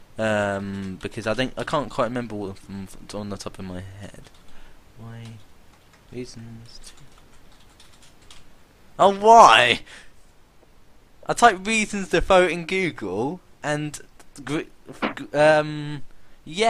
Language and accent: English; United Kingdom; I am British